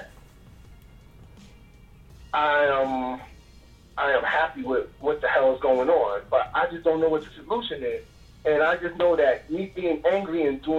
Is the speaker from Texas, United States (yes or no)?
no; New York City, New York, United States; I'm from Boston Road